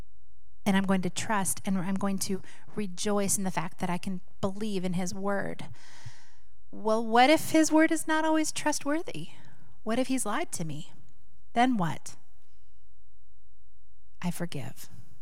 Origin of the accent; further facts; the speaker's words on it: Seattle, Washington, United States; Years ago, many of you know we're from Seattle, Washington.